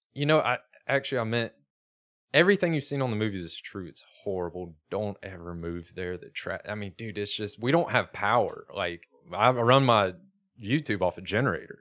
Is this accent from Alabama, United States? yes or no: yes; Alabama, United States; moved away; Growing up in Alabama as a car guy